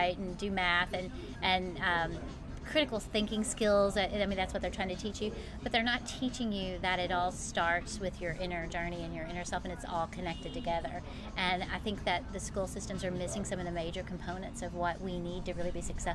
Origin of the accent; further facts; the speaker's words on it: Somerset, Kentucky, United States; also born or lived in Ohio; I grew up in Kentucky, Somerset. I was born in Ohio, but I spent most of my life in Kentucky. So a true Southern girl